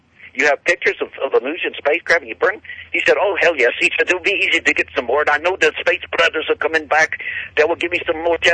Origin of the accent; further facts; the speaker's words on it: Texas, United States; moved away as an adult; also born or lived in Phoenix, Arizona; I'm from Texas